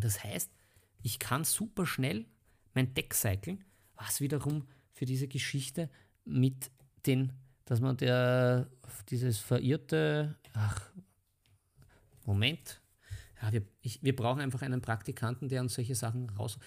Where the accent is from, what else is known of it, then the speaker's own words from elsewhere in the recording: Vienna, Austria; bei uns in Wien